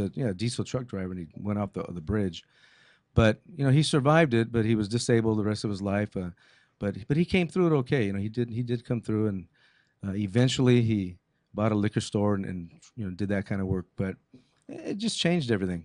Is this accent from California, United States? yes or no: yes; Montebello, California, United States; first language English; I was born in Montebello, California, 1961.